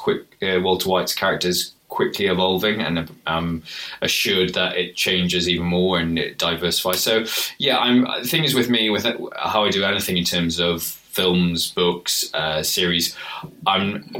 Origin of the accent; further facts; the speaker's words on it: United Kingdom; if we're being British. Which we are